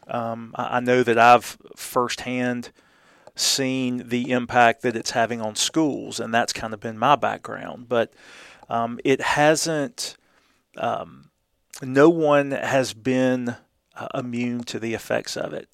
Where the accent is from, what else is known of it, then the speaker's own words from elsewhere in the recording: Columbus, Georgia, United States; moved away; I was born and raised in Columbus, but was gone for twenty-five years